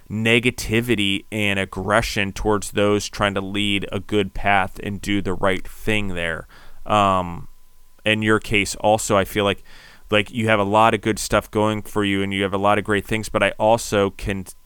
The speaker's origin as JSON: {"language": "English", "region": "Maryland", "country": "United States", "tie": "born or raised there", "also_born_or_lived": "Denver / New York / District of Columbia, United States", "said": "I was from Denver, but ultimately people can tell I've spent a lot of time in New York, even though I grew up in Maryland. But I did grow up on a farm in, in DC"}